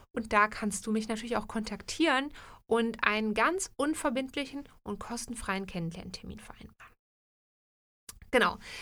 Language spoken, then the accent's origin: German; Germany; now in Switzerland; in Deutschland oder aus der Ecke aus Deutschland, wo ich herkomme, würde man, glaube ich, Leitungswasser sagen